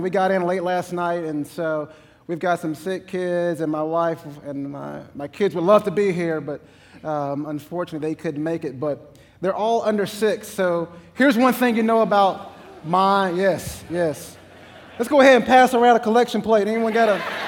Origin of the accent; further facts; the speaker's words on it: East Texas, United States; I'm from East Texas